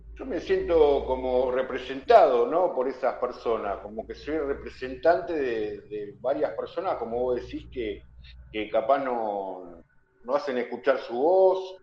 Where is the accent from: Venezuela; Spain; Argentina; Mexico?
Argentina; acá en mi país, en Argentina